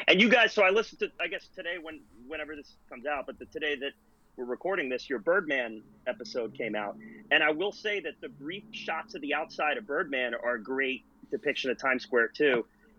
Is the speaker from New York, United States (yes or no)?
yes; Long Island, New York, United States; But I'm from Long Island, New York.